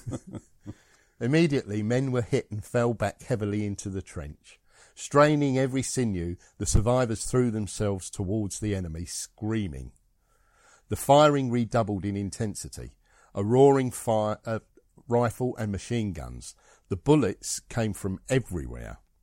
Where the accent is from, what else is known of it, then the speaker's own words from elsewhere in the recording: Scotland, United Kingdom; I'm Scottish